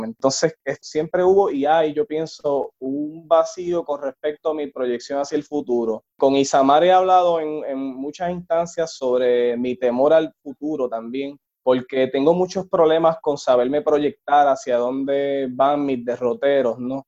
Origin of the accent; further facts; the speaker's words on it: Puerto Rico; como puertorriqueño